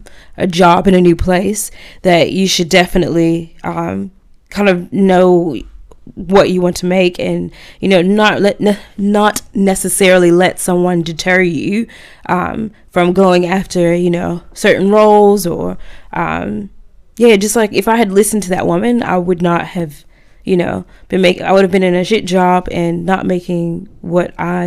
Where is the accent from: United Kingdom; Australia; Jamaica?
Australia; now in Auckland, New Zealand; And I'm like, look, I came from Australia. This is my salary here.